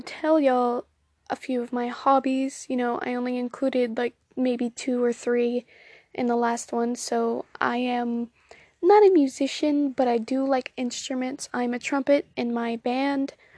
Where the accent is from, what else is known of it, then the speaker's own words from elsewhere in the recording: Southern United States, United States; accent: Southern, country twang; if you couldn't tell by the way I say y'all, I am in fact Southern.